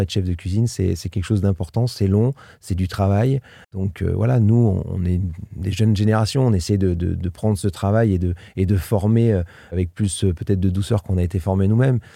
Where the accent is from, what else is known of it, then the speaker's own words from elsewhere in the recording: Limoges, Nouvelle-Aquitaine, France; moved away as an adult; also born or lived in England / Paris; now in Albi area, France; Je suis né à Limoges dans le 87, hein, dans le Limousin